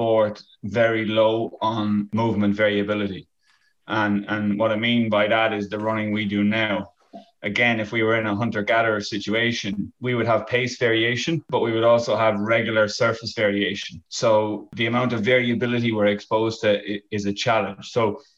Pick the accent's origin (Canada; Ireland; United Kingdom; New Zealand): Ireland; also born or lived in Qatar; I came back from the Middle East to Ireland to do my PhD